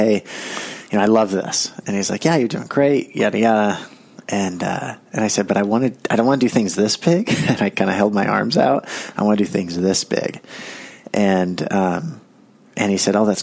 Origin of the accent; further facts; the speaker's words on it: Carmel, California, United States; I grew up in Carmel